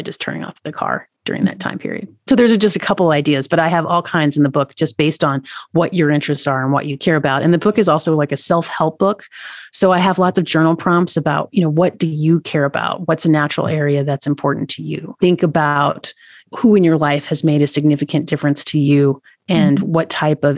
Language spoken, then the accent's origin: English; Tennessee, United States; now in Montana, United States; I live in Montana. Mm-hmm. I'm from Tennessee.